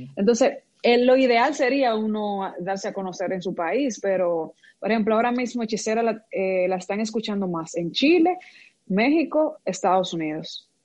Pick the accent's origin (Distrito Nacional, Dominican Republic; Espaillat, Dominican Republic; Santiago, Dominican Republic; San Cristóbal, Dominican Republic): Espaillat, Dominican Republic; Moca; yo soy de Moca